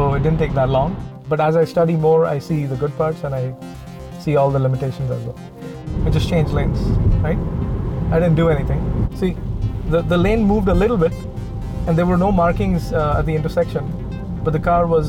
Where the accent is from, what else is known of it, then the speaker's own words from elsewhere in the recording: India; now in United States; I grew up in India, where there's a lot of public transportation